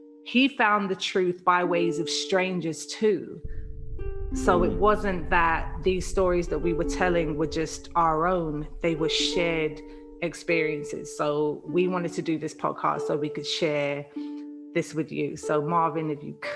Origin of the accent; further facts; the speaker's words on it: London, United Kingdom; moved away; also born or lived in Liverpool; a house that we used to live in Camberwell, South London, when we were kids.